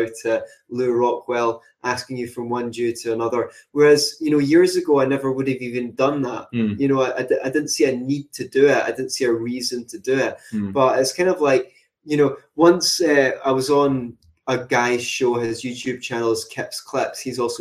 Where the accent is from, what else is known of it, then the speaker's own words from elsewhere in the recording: Glasgow, Scotland, United Kingdom; I like being Glaswegian for some reason, especially when I'm out of Glasgow